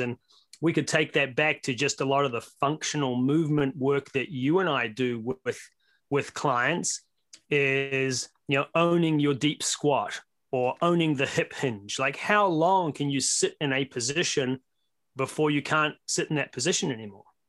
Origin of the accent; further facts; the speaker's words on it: New Zealand; now in Las Vegas, United States; You can tell from my accent that I'm actually from Brooklyn, um, via way of New Zealand. Uh, been here in the U S about twenty years now